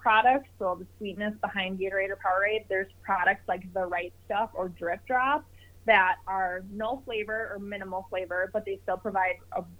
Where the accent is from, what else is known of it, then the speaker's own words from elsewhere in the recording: Minnesota, United States; here in Minnesota, my hometown